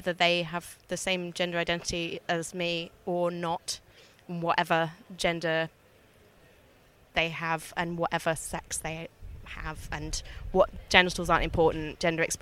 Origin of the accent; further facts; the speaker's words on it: Brighton, South East England, United Kingdom; I am from Brighton. I was brought up in Brighton.